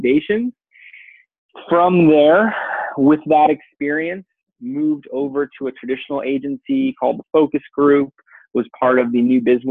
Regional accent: California, United States; I grew up here in California participating in action sports, snow, skate, surf

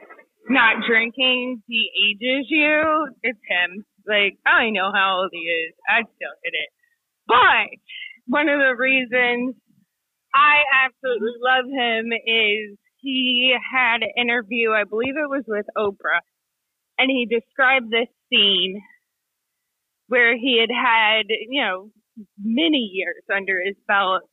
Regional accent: Kentucky, United States; I'm from Kentucky, so yeah, I grew up like steeped

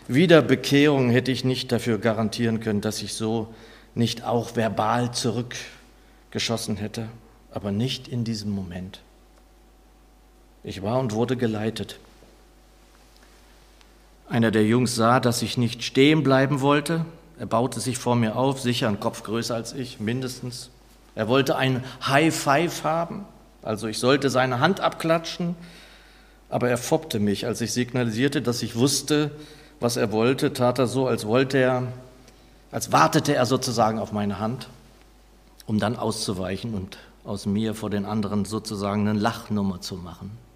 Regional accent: Northern Germany, Germany; da mir das als Norddeutscher ohnehin wenig bis nichts bedeutet

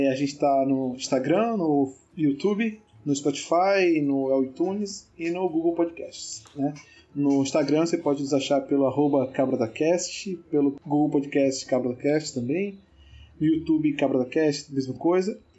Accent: Northeast Region, Brazil; como sou aqui do Nordeste, né, é, eu tô inclinado para escolher forró

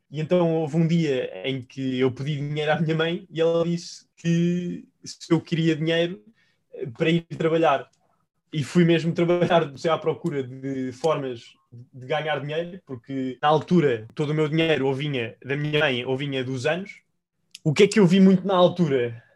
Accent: Portugal; also born or lived in Spain; eu estava, enquanto português, a trabalhar em Espanha para uma empresa irlandesa

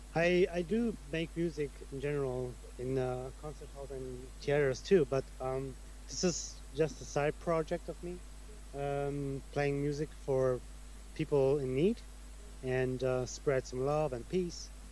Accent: Germany; also born or lived in Italy; I'm from Germany. I'm Italian

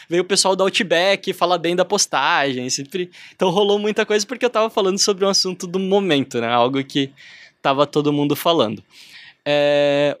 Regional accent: Brazil; me identificava como brasileiro

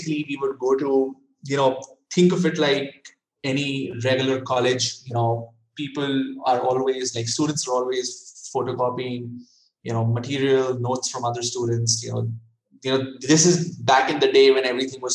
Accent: Chandigarh, India; also born or lived in Delhi / United States; I grew up in India in a small town called Chandigarh, which is outside Delhi.

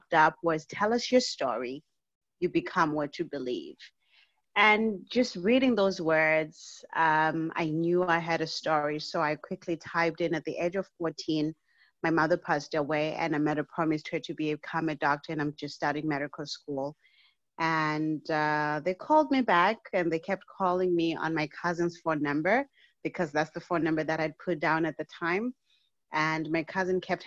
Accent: Zimbabwe; now in Canada; I was born and raised in Zimbabwe, and at the tender age of 14, my mother passed away

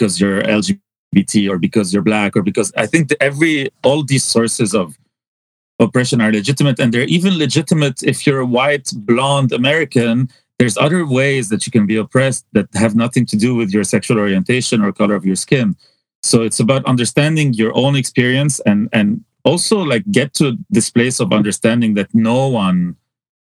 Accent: Hazmiyeh, Mount Lebanon, Lebanon; moved away as an adult; I was so isolated from Beirut in some ways because I lived in Hazmiye

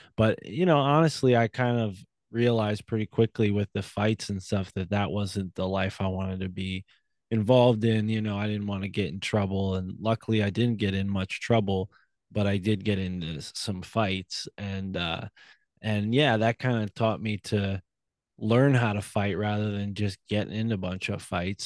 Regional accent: Milford, Connecticut, United States; I was raised in New Haven County in a town named Milford outside of New Haven

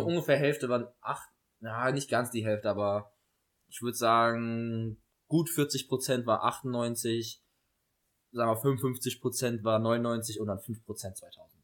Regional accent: Saarland, Germany; aus, dem Saarland

